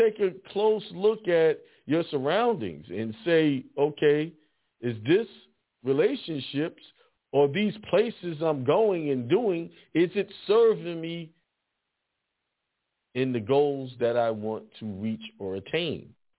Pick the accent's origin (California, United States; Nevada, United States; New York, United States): New York, United States; Bronx; also born or lived in Brooklyn; I was born in the Bronx and lived in Edenwall Projects for a good time.